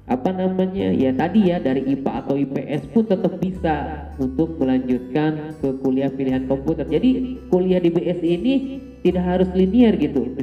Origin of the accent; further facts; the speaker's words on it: Pangandaran, West Java, Indonesia; Pangandaran pak.